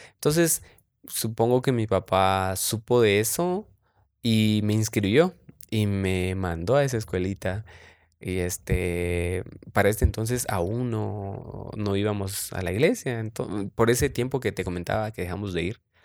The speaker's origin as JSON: {"language": "Spanish", "region": "San Marcos", "country": "Guatemala", "said": "soy de Guatemala, de San Marcos específicamente, orgullosamente Chapín."}